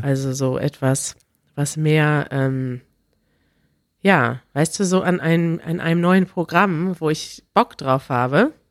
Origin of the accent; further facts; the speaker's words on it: Germany; als Deutsche